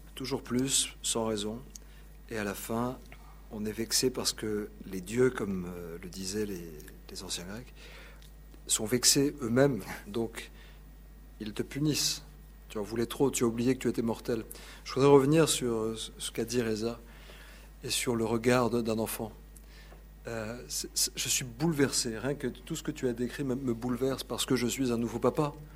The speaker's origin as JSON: {"language": "French", "town": "Paris", "region": "Île-de-France", "country": "France", "said": "je venais de Paris"}